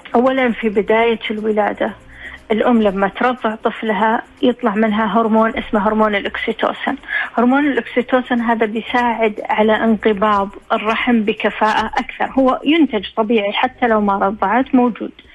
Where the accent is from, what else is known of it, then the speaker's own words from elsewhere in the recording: Saudi Arabia; احنا عندنا في السعودية